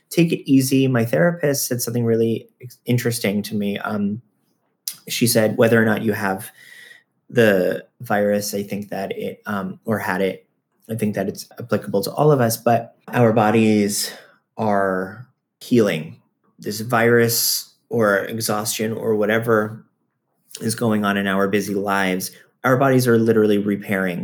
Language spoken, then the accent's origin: English; Florida, United States; I'm from Florida. I actually grew up going to Lion Country Safari